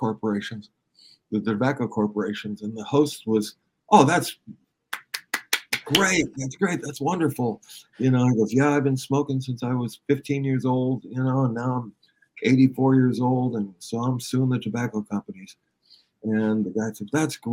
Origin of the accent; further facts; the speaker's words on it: Downey, California, United States; also born or lived in Studio City; where I grew up in Downey, in those days, not in yours, it was full of great musicians, kid musicians.